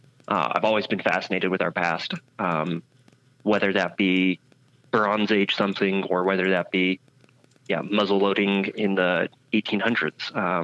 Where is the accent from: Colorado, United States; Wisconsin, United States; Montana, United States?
Montana, United States; born there; also born or lived in Idaho / Wyoming / Utah / Oregon; I've lived in, I was born in Montana. I've lived in Montana, Idaho, Wyoming, Utah, Oregon.